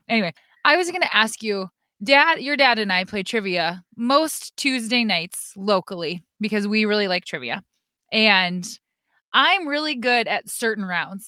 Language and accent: English; South Dakota, United States; I'm from South Dakota. The coyote is our state animal